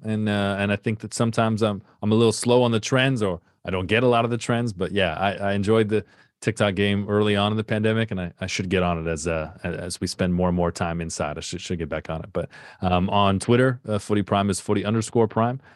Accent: Canada

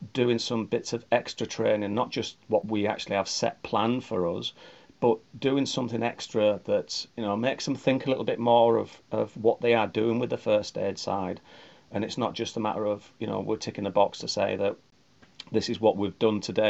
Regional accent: Keswick, North West England, United Kingdom; Being born and bred in Keswick

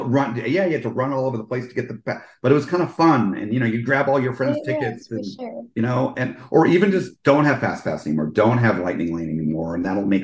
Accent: East Coast, United States; now in Orlando, United States; I grew up on the East Coast

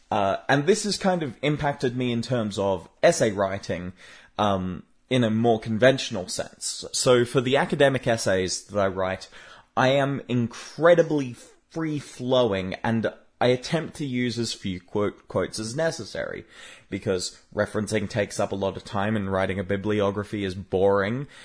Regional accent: Australia; I'm an Australian

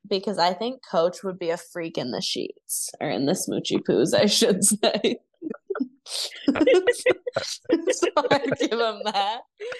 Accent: Canastota, New York, United States; I'm from Canastota. We don't have a lot of cul-de-sacks where I'm from. I'm not in a richy rich area like you guys.

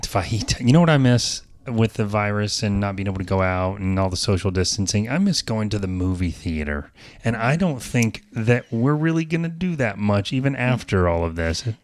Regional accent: the South, United States; I'm from the South, so I say garage

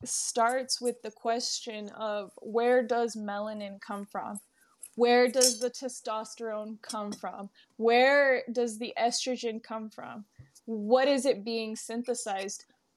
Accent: Texas, United States; also born or lived in Arizona; I absolutely love being born and raised because I've spent the most of my life in Texas. I grew up in Arizona too, like over the summers.

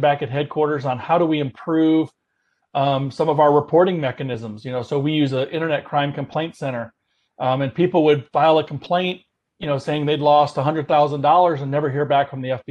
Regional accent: Houston, Texas, United States; moved away as an adult; I was from Houston.

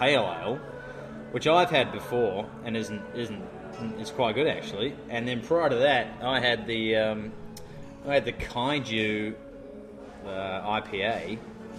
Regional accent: New Zealand; now in Melbourne, Australia; I'm a New Zealander

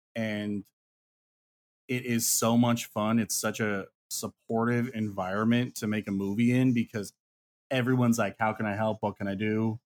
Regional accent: Ely, Nevada, United States; It's in Ely, Nevada

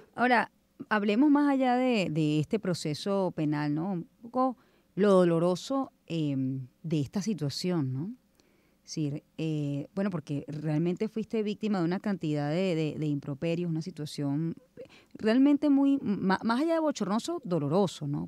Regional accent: Venezuela; yo soy venezolana, criollita

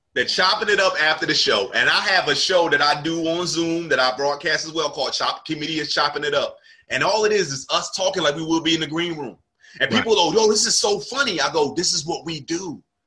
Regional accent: New Jersey, United States; moved away as an adult; now in Charlotte, United States; I'm from South Jersey, right? Right near Philadelphia. And um that's where I'm from. That's where I was raised

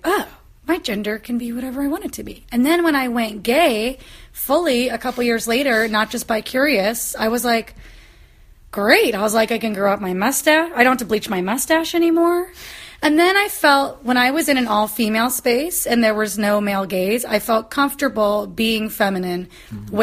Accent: Kansas, United States; growing up in Kansas.

